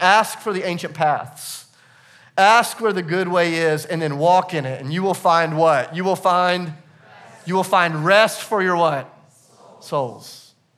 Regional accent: the South, United States; I'm from the South

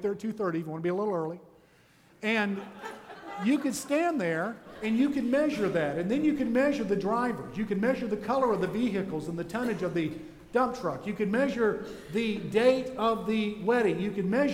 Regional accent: Jacksonville, Florida, United States; I was born in Jacksonville, Florida at the Naval Air Station Hospital

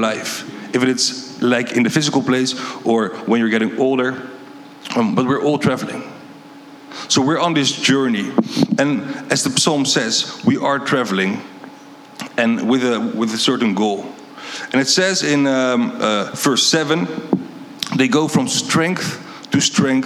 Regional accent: Netherlands; moved away; I'm from Holland.

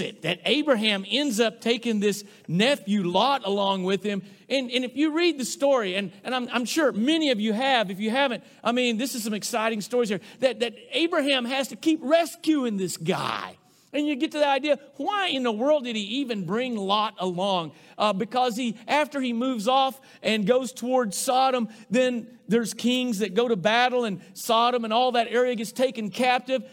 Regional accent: Rosebud, United States; moved away; growing up in Rosebud

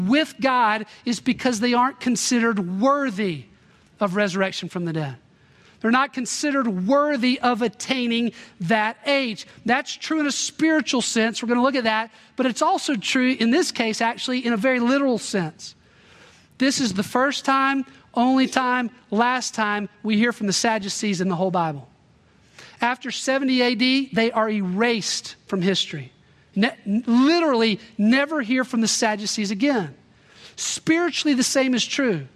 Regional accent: Little Rock, Arkansas, United States; I grew up in Little Rock, Arkansas

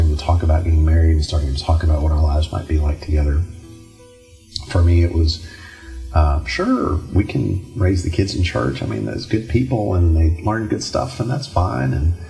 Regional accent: Dallas, Texas, United States; moved away; grew up over in Dallas

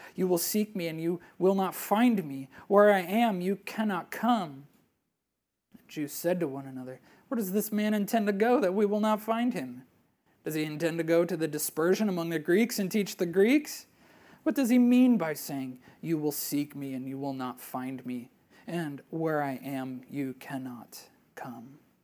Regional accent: Wisconsin, United States; moved away; I'm a Brewers fan growing up in Wisconsin

